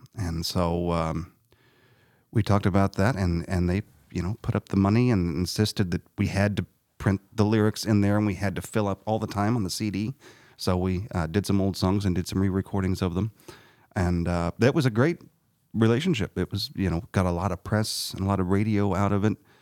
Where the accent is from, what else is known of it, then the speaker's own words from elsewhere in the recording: Harrisburg, Illinois, United States; I grew up in Harrisburg